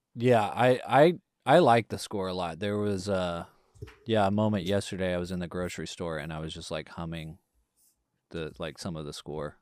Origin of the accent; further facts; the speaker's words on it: East Texas, United States; growing up in, you know, the East Texas Bible Belt